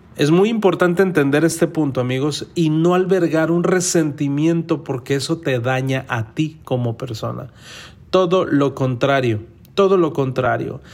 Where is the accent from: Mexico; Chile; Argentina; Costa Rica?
Mexico; yo soy mexicano. En México a nosotros nos enseñaron